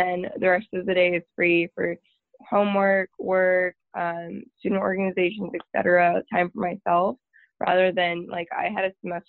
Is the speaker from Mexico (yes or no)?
no; Tyler, Texas, United States; moved away as an adult; now in Waco, United States; I'm from Tyler, Texas, which is about 2.5 hours northeast from Waco